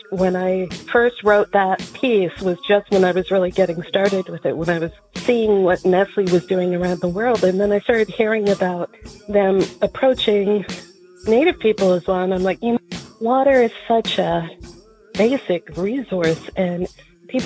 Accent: Caledonia, Ontario, Canada; moved away; also born or lived in Six Nations of the Grand River / New York; They moved right next door to a small town called Caledonia

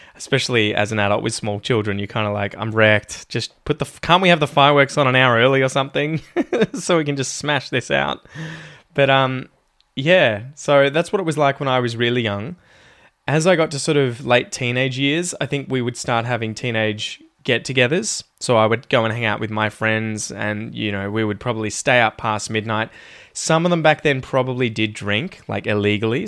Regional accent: Ocean Grove, Victoria, Australia; I was growing up in Ocean Grove

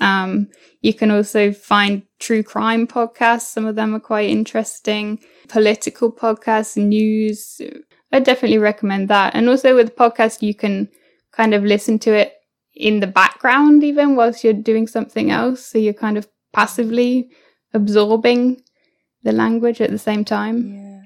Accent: United Kingdom; also born or lived in New Zealand / Mexico; I'm now I'm back in the UK.

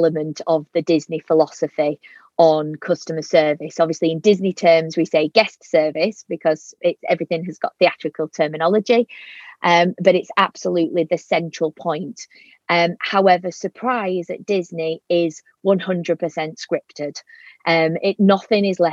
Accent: Yorkshire and the Humber, United Kingdom; accent: Yorkshire; my Yorkshire accent

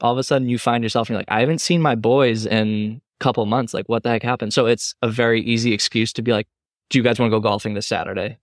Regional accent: Massachusetts, United States; I grew up in Mass and I have family down in Connecticut

